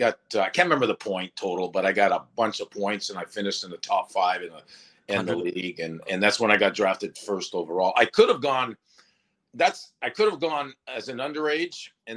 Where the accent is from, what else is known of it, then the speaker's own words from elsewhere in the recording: Sudbury, Ontario, Canada; moved away as an adult; the Sudbury Wolves, which was my hometown